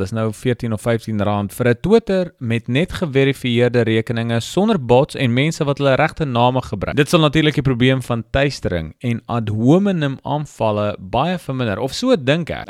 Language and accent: Afrikaans; South Africa; as Afrikaners